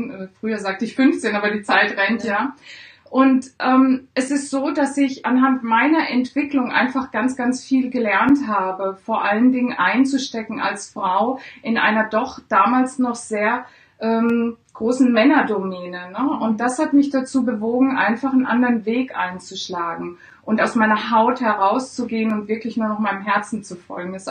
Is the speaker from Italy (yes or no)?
yes; Italy; Ich bin ja Italienerin, ja. also liegt es nahe. Ich habe eine deutsche Mutter, daher spreche ich gut Deutsch.